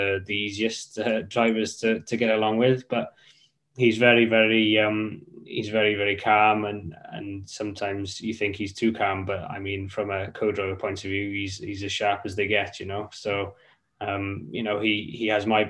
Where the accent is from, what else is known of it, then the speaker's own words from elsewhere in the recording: Welsh, Wales, United Kingdom; we're Welsh as well